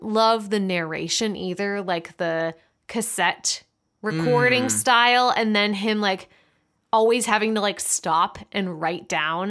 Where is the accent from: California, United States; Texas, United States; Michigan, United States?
Michigan, United States; I'm from Michigan and had been to the island a few times before, which is awesome.